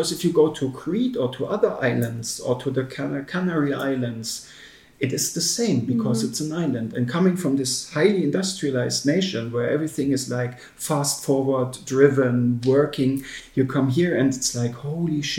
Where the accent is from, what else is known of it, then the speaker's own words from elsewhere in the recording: Hanover, Lower Saxony, Germany; moved away as an adult; now in Limassol, Cyprus; I'm from Hanover, or as in Russian you say Ganova.